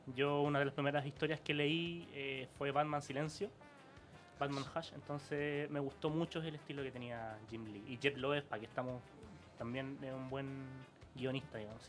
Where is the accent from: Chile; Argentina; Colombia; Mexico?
Chile; Santiago, Santiago Metropolitan Region; nosotros somos de La Pintana. Yo hasta hace dos meses vivía en la población El Castillo. Entonces uno sabe lo que es venir de un barrio duro.